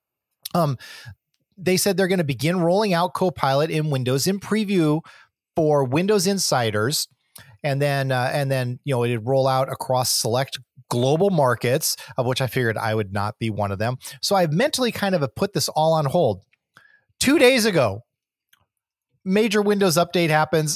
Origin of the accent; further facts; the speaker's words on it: San Diego, California, United States; I am from San Diego.